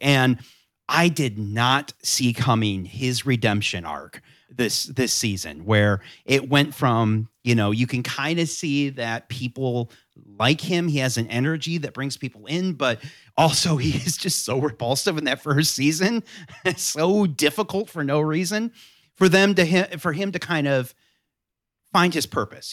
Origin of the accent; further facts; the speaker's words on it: Southwest Michigan, United States; now in North Carolina, United States; I grew up in Southwest Michigan